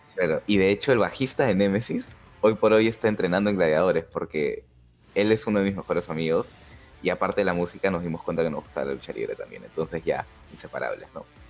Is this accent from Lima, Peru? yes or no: yes; Lima, Peru; no soy un blanco, limeño blanco normal